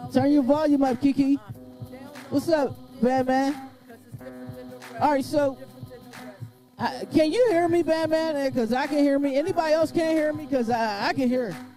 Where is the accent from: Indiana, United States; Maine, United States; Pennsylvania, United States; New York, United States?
Pennsylvania, United States; Pittsburgh; we're from Pittsburgh and we're underground artists.